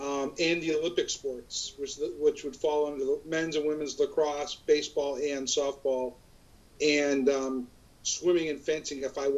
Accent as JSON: {"language": "English", "country": "Ireland", "said": "I'm forever Irish, no matter what happens."}